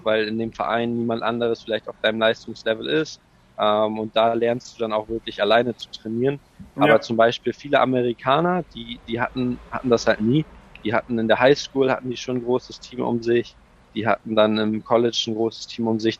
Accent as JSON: {"language": "German", "town": "Ratzeburg", "region": "Schleswig-Holstein", "country": "Germany", "tie": "born or raised there", "also_born_or_lived": "United States", "said": "in Ratzeburg geboren, ähm, und auch hier aufgewachsen"}